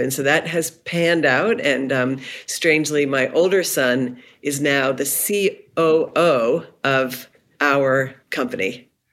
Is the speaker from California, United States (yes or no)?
no; Cumberland, Maine, United States; I grew up in Cumberland, Maine, which is just outside of Portland